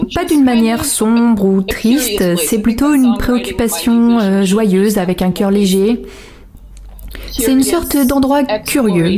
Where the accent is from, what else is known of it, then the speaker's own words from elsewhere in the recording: Silver City, New Mexico, United States; moved away; also born or lived in Portland; Moi j'ai grandi à Silver City